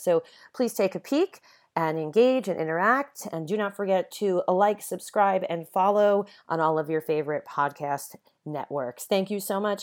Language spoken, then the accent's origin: English; Long Island, New York, United States; moved away as an adult; also born or lived in Los Angeles; now in Santa Ynez, United States; Ever since I was a little girl growing up on Long Island